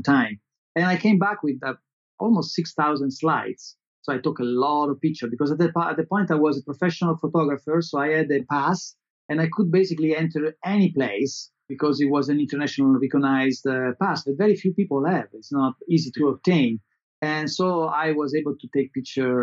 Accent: Italy; English is a second language; moved away as an adult; also born or lived in Los Angeles

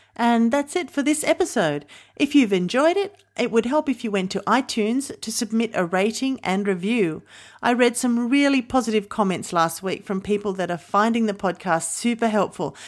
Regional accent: New South Wales, Australia; my home state of New South Wales

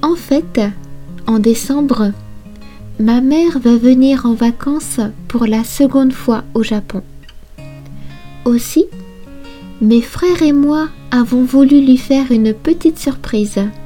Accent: Brittany, France; moved away as an adult; now in Japan; Je suis originaire de Bretagne, une région à l'ouest de la France.

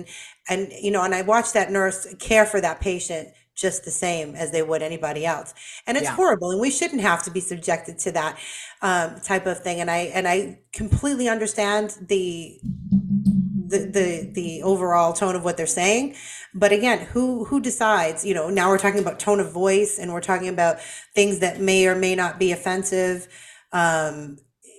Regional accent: Boston, Massachusetts, United States; I'm from Boston

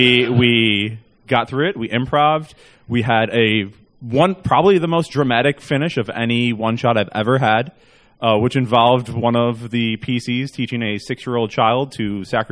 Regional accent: Chicago, Illinois, United States; I am from Chicago, Illinois.

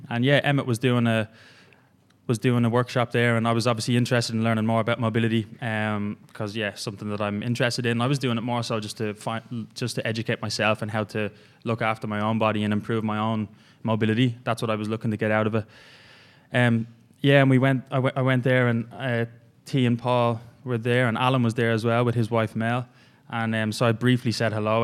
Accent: Ireland; moved away as an adult; I'm originally from Ireland. Uh, came over here about three and a half years ago.

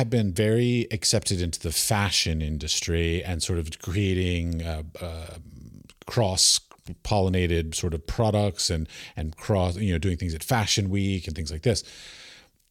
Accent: United States; I grew up outside of Washington, D.C., and I had senators and congresspeople as our neighbors

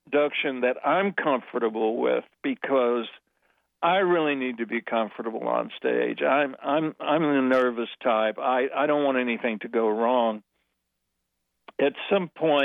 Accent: California, United States; moved away as an adult; also born or lived in New York; as a Californian, that I would move my family to New York

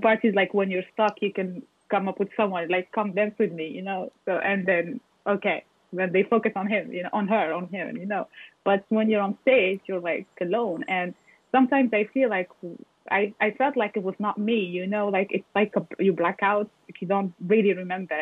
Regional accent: Morocco; also born or lived in France; now in Paris, France; I'm from Morocco. I was born in Morocco and raised there. And then I moved to France

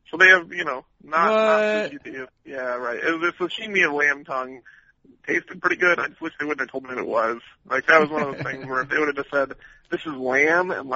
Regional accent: the Northwest, Pacific Northwest, United States; now in North Carolina, United States; I'm a fish guy growing up in the Northwest

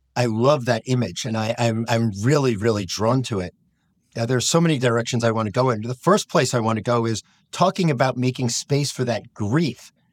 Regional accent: United States; as an American rabbi

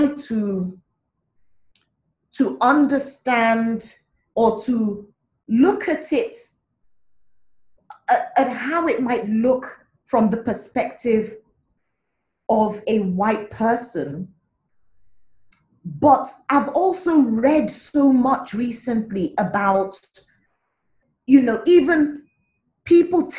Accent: Nigeria; as an African, as a Nigerian

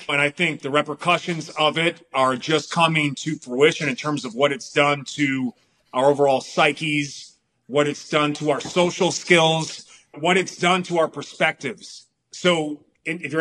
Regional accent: Milwaukee, Wisconsin, United States; now in Palm Springs, United States; Like, I live in Palm Springs, man. I'm from Milwaukee, Wisconsin.

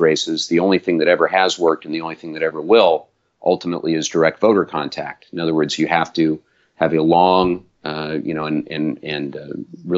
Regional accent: South Orange County, California, United States; I was raised in South Orange County

